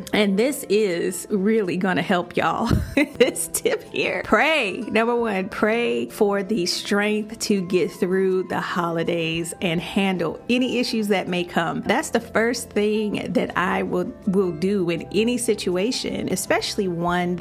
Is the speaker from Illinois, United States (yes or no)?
yes; Chicago, Illinois, United States; moved away as an adult; now in Florida, United States; When I first moved to Florida, you know, I would come back home to Chicago, my hometown